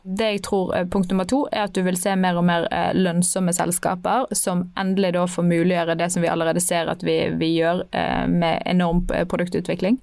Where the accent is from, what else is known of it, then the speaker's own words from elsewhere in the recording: Bergen, Vestland, Norway; jeg er bergenser